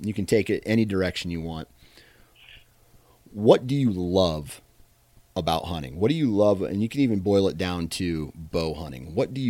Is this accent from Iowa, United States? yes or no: yes; Iowa, United States; granted, I'm from Iowa. So I'm living in the land of giants is what some call it.